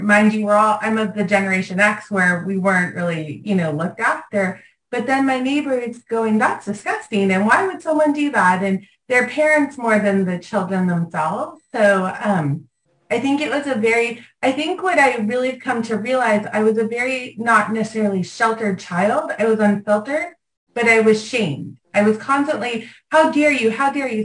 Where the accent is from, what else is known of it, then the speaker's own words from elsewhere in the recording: Los Angeles, California, United States; growing up in Venice